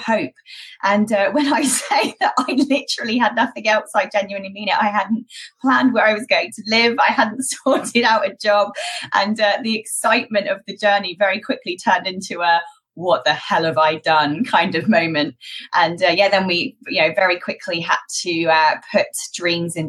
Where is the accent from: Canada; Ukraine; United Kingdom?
United Kingdom; accent: British; moved away as an adult; also born or lived in Malta; I did actually start my education and training business in the UK, as you can probably tell from my accent